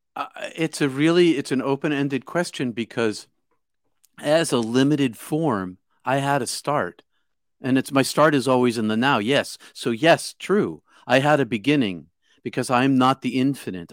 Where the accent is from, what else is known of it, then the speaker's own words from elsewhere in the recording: outside of Boston, Massachusetts, United States; I'm from Bos-, outside of Boston